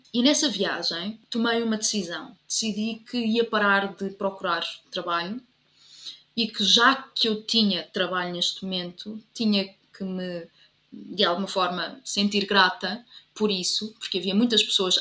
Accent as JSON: {"language": "Portuguese", "town": "Covilhã", "region": "Centro", "country": "Portugal", "also_born_or_lived": "Leiria", "moved": "as an adult", "lives_now": "Lisbon, Portugal", "said": "eu sou da Covilhã e, portanto, tenho que dizer que sou da Covilhã"}